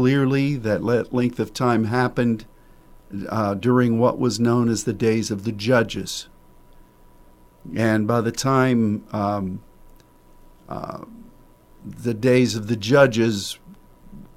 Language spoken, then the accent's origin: English; Pennsylvania, United States; moved away as an adult; now in Dallas, United States; the place where I grew up in Pennsylvania